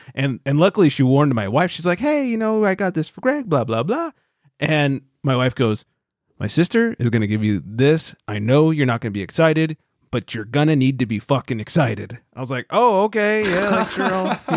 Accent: California, United States; we're all from California

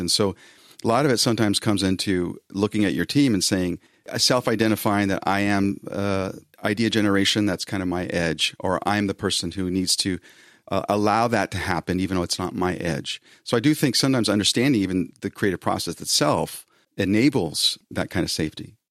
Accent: Bay Area near San Francisco, California, United States; I'm from the Bay Area near San Francisco

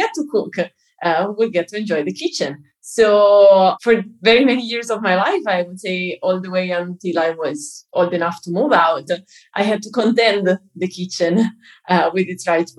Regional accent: Italy; I'm a Jew and I come from Italy

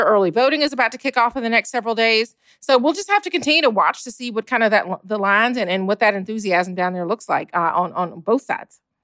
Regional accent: Georgia, United States; my home state of Georgia

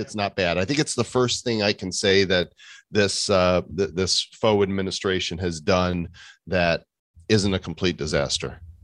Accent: Northbrook, Illinois, United States; I grew up in Northbrook

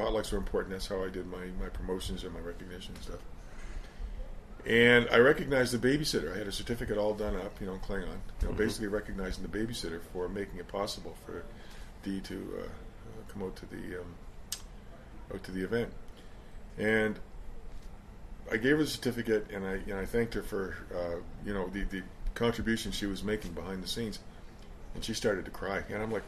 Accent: Halifax, Nova Scotia, Canada; We're from Halifax, and Sydney's about a six-hour drive from Halifax.

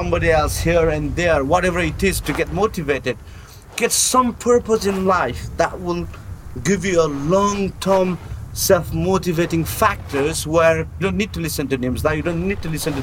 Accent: Nepal; moved away as an adult; also born or lived in United Kingdom; I was born in Nepal, I was raised in the Gurkhas

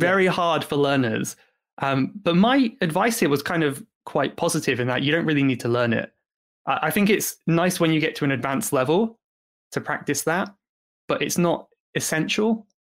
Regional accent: United Kingdom; despite being British

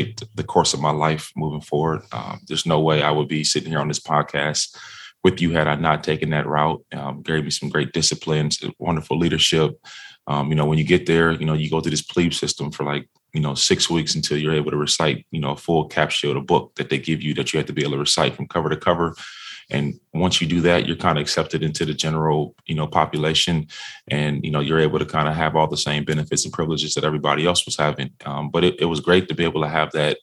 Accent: Minnesota, United States; I grew up in Minnesota

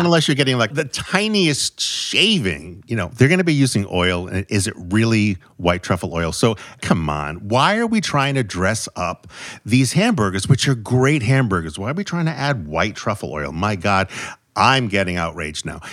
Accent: New England, United States; I'm from New England

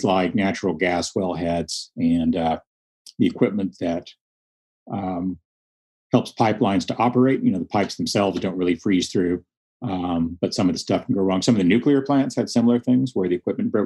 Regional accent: Texas Panhandle, United States; I grew up in the Panhandle

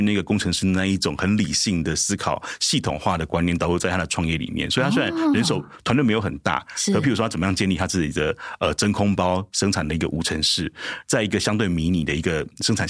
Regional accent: Changhua County, Taiwan; 突然发现很多人在脸书上面私讯我说：“哎，处长，我也是彰化人，我也是彰化人。”我说：“啊，你也是彰化人？”

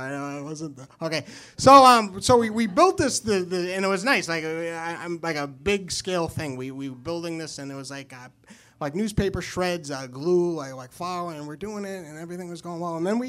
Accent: New Hampshire, United States; So I am from New Hampshire.

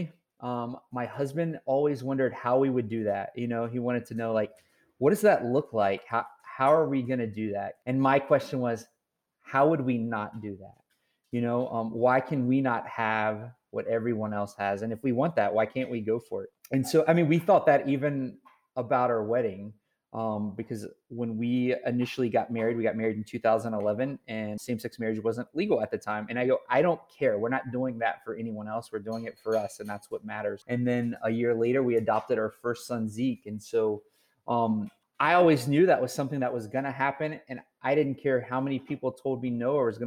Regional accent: Virginia, United States; in a small town I grew up in Virginia

